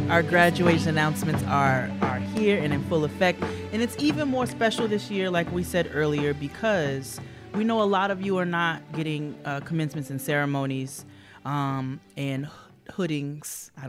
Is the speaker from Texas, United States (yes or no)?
yes; Texas, United States; I'm 23 and from Texas, and I'm proud to have graduated with three degrees in four and a half years.